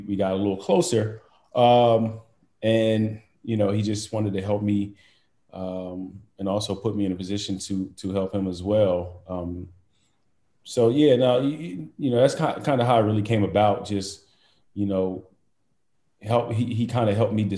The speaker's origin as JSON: {"language": "English", "town": "Chester", "region": "Pennsylvania", "country": "United States", "tie": "born or raised there", "said": "me growing up in Chester"}